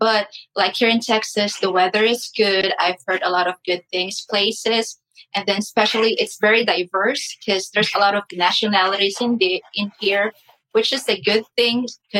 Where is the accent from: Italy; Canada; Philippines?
Philippines; moved away as an adult; also born or lived in Saudi Arabia / Kentucky; now in Plano, United States; I'm from the Philippines.